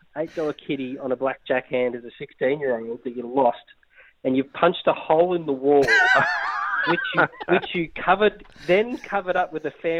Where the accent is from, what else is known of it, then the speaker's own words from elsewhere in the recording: Colac, Victoria, Australia; growing up in Colac, there's one restaurant, it's Macca's.